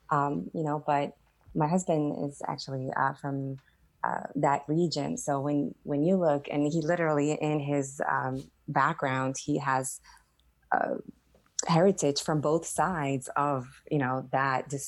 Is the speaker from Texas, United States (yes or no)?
no; Staten Island, New York, United States; I grew up in Staten Island, you know, in New York, where there's this, there's a lot of attitude, right?